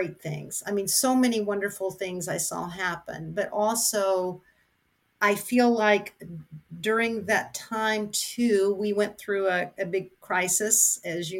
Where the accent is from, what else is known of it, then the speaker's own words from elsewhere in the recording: Gainesville, Florida, United States; I grew up in Gainesville, Florida, at a small church called 14th Street Church of Christ